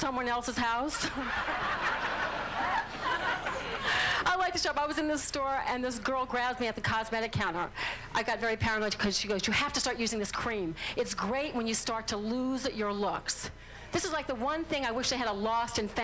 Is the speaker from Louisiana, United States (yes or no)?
yes; New Orleans, Louisiana, United States; I'm from New Orleans